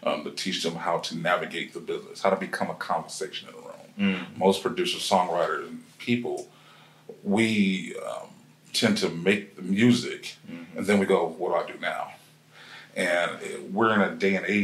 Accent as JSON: {"language": "English", "region": "Ohio", "country": "United States", "moved": "yes", "lives_now": "Atlanta, United States", "said": "I'm originally from Ohio. So, of course, you know, we're here in Atlanta."}